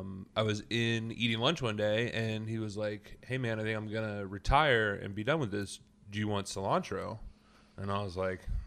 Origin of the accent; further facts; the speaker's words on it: Anderson Township, Ohio, United States; Yeah, I grew up in Anderson.